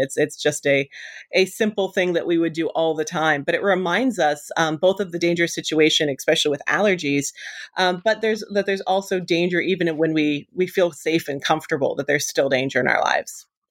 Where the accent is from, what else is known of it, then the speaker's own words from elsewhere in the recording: Western Pennsylvania, United States; moved away; I grew up in Western Pennsylvania